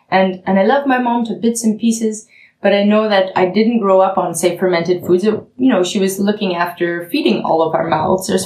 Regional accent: Canada; now in Germany; I mean, I'm the Canadian with a German uh, Nachbarn, coincidentally, but I'm a Canadian who's come

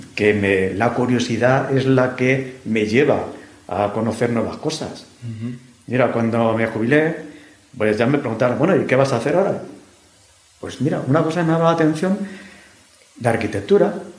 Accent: Madrid, Community of Madrid, Spain; yo soy madrileño de pro

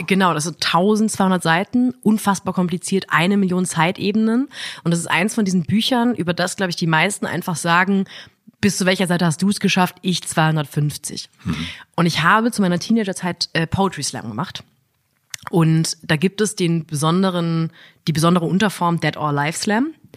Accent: Ettenheim, Baden-Württemberg, Germany; ich bin auch in Ettenheim-Münchweier groß geworden

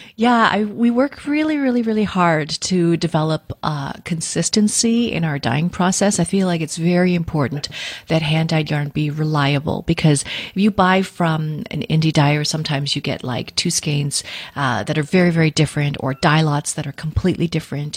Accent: Vancouver, British Columbia, Canada; I uh, was born and raised in Vancouver, in Canada.

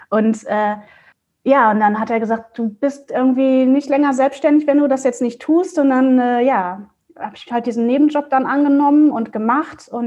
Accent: Mönchengladbach, North Rhine-Westphalia, Germany; now in Hamburg, Germany; ich bin halt äh, aus NRW, also aus Mönchengladbach, hier nach Hamburg gezogen und hat, kannte halt hier auch keinen Schwein sozusagen.

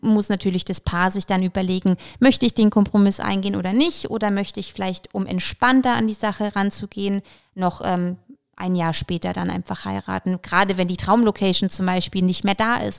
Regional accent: Bamberg, Bavaria, Germany; also born or lived in Ukraine; Ich bin ursprünglich äh, tatsächlich in der Ukraine geboren, bin aber schon in Bamberg seit ich zwei bin, sprich schon schöne 28 Jahre

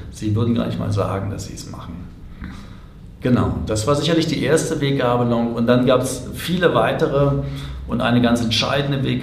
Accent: Berlin, Germany; ich bin als Kind in Berlin groß geworden, zwei Kilometer von der Mauer entfernt

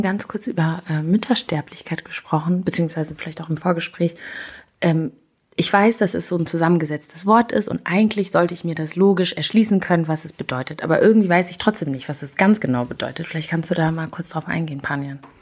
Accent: Rwanda; moved away; ich bin in Rwanda aufgewachsen

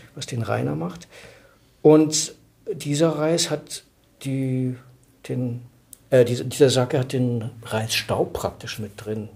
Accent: Mecklenburg-Vorpommern, Germany; ich bin, ich bin Mecklenburger

